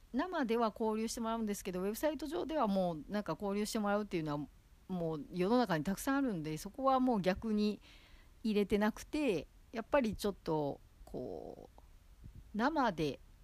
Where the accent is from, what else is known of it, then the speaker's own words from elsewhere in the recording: Osaka, Japan; now in Tokyo, Japan; 元々こう、地元が大阪なんで